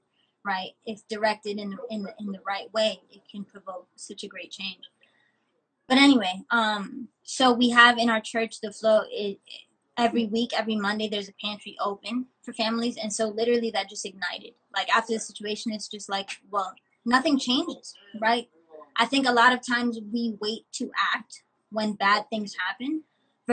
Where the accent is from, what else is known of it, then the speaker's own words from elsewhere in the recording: New York City, New York, United States; I'm from the Bronx pretty much. Born and raised in the same neighborhood